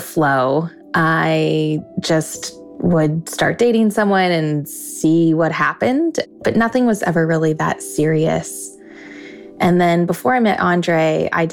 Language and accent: English; Sun Valley, Idaho, United States; I'm from Sun Valley, Idaho